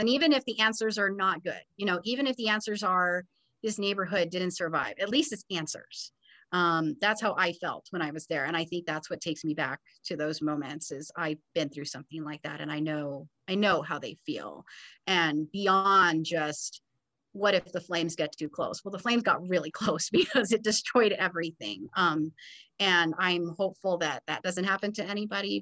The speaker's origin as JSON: {"language": "English", "region": "Southern California", "country": "United States", "tie": "born or raised there", "also_born_or_lived": "West Texas", "moved": "as an adult", "said": "growing up in Southern California and attending Cal State Fullerton, I didn't really live far away from home"}